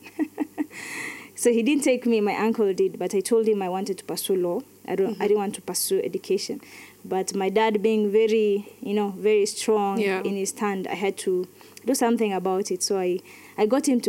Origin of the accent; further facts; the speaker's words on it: Wajir, Wajir County, Kenya; also born or lived in Nyahururu; now in Nairobi, Kenya; I am born, brought up in Wajir, came back to, we came to Nyahururu, and that's where we are living right now